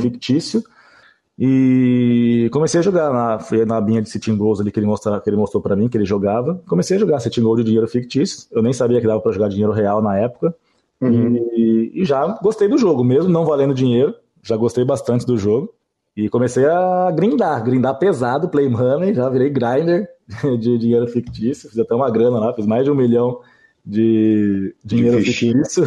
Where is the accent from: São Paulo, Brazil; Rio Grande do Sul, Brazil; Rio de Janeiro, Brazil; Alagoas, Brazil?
São Paulo, Brazil; Campinas; now in Jaguariúna, Brazil; eu cresci e vivi a vida inteira em Campinas